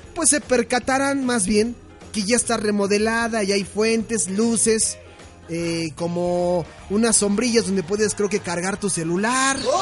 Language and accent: Spanish; Mexico City, Mexico; Como cualquier capitalino, ¿no? Como cualquier chilango